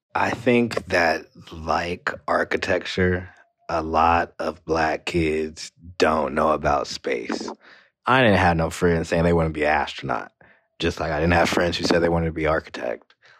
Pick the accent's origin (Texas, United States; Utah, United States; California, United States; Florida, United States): California, United States; Moreno Valley; where I grew up in Moreno Valley